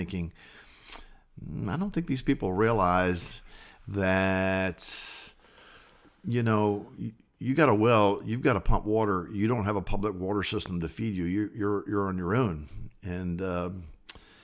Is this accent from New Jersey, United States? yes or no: no; Richmond, Virginia, United States; Yes, I was born and raised in Richmond, Virginia. I sort of lived all over Richmond.